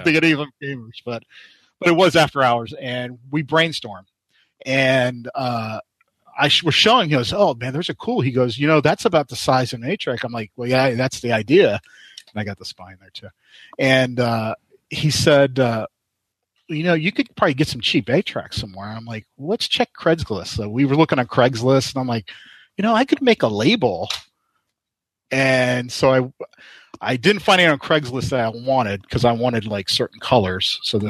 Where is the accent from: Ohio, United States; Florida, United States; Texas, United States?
Florida, United States; I come from Florida. I live in Florida. So to fly up to Indy was kind of a pain